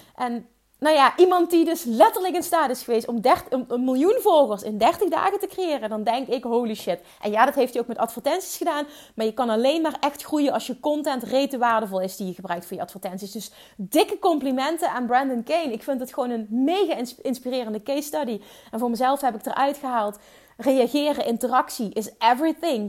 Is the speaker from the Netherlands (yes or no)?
yes; Limburg, Netherlands; accent: Limburgs; Ik heb een stom Limburgs accent